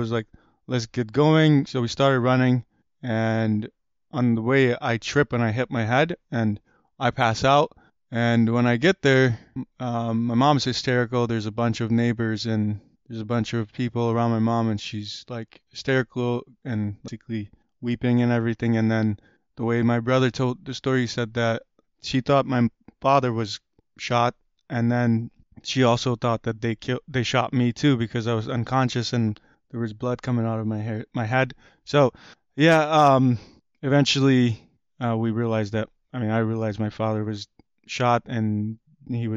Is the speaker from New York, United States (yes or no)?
yes; Rochester, New York, United States; born or raised there; English is a second language; also born or lived in Kabul, Afghanistan / Pakistan / Pittsford, New York